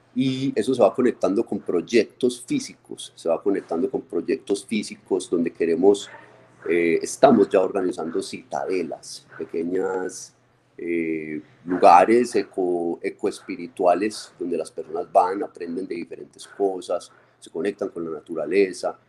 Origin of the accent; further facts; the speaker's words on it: Medellín, Antioquia, Colombia; nuestra tierra en Medellín